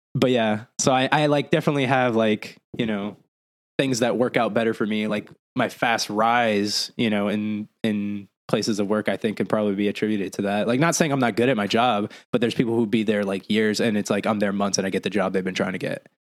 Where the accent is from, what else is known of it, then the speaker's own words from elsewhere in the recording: Lawrence, Massachusetts, United States; also born or lived in Arizona / Puerto Rico (ancestry); now in Florida, United States; growing up in Massachusetts, like Lawrence, Massachusetts, it's like a Hispanic ghetto